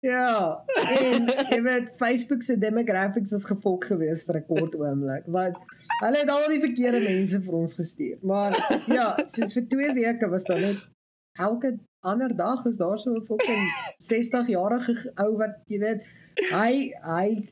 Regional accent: South Africa; Ek is 'n fucking Suid-Afrikaner

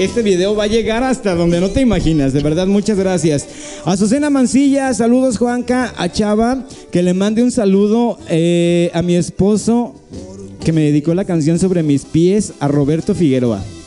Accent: San Gabriel, Jalisco, Mexico; also born or lived in Guadalajara; soy eh, de, aquí de San Gabriel

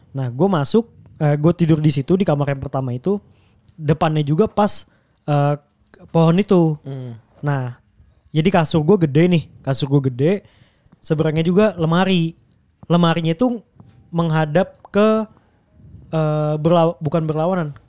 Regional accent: Bekasi, West Java, Indonesia; Jadi tuh gue tuh pas kecil itu tinggal di daerah Durenjaya, Bekasi.

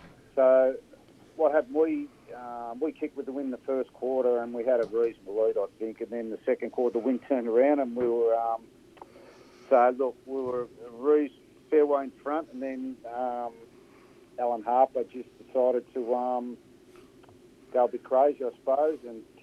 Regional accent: Melbourne, Victoria, Australia; I grew up in Port Melbourne. I was probably 3 years of age, and I left there when I was 15, moved out of Port, grew up in a house commission flat

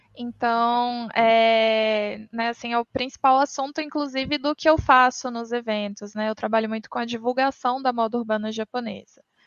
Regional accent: Minas Gerais, Brazil; eu tenho 29 anos, eu também sou de Minas Gerais.

